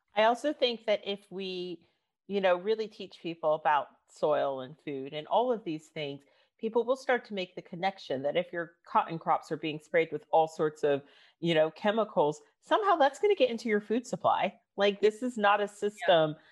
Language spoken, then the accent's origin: English; United States; now in United Kingdom; I'm from the States.